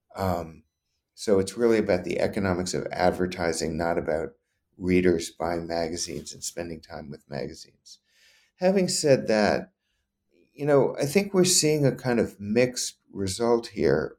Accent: New Orleans, Louisiana, United States; moved away; I grew up in Louisiana

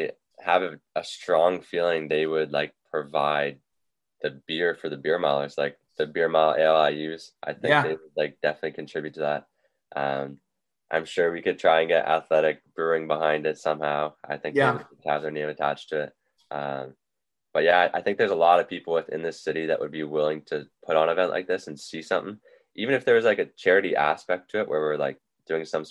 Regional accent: Windsor, Ontario, Canada; also born or lived in Arizona; here in my hometown

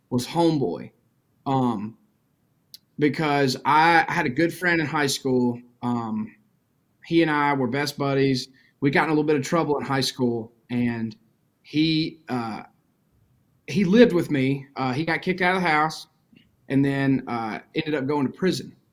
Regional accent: Mississippi, United States; I definitely took everything in growing up, and I I, I grew up just the most traditional all American baseball playing. You know, country boy, teenager, you name it.

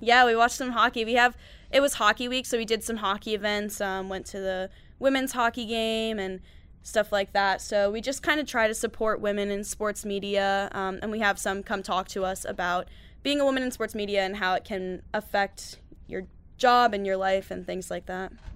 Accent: New York, United States; moved away as an adult; I'm from New York

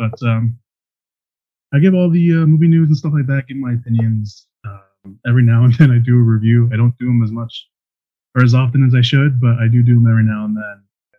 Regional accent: outside Chicago, Illinois, United States; I am from outside Chicago

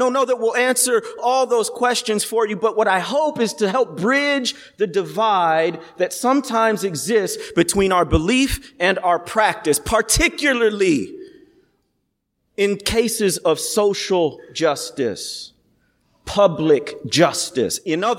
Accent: the Midwest, near Chicago, Illinois, United States; moved away as an adult; also born or lived in Arkansas; I grew up in the Midwest, actually about an hour from here in near Chicago. But I came down south through a program called Teach for America.

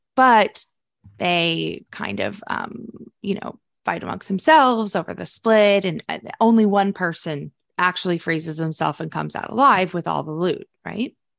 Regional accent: United States; we are American, our schools are terrible

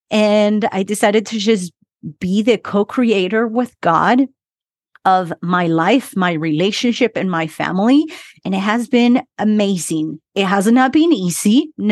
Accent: Utah, United States; English is a second language; also born or lived in Argentina; I am from Argentina, but grew up in Utah. I came to the US when I was 12 years old, been here 27 years. So that's where my accent is from.

